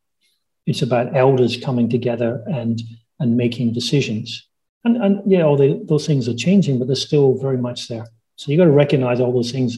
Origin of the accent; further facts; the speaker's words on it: Scotland, United Kingdom; my hometown of my home country of Scotland